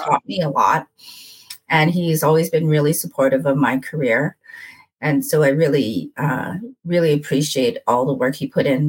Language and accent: English; Winnipeg, Manitoba, Canada; moved away as an adult; also born or lived in Edmonton; I was born and raised in Winnipeg, and then I moved away for 18 years